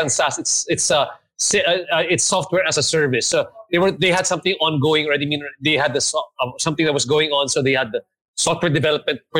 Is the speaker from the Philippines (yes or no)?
yes; Philippines; no, actually, I'm, I'm Korean and I was born and raised in the Philippines.